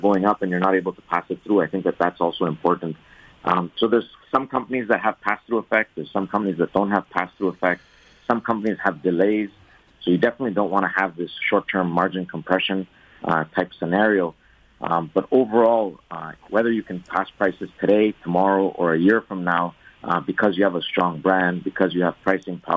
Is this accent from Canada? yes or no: yes; Montreal, Quebec, Canada; moved away; I grew up in Montreal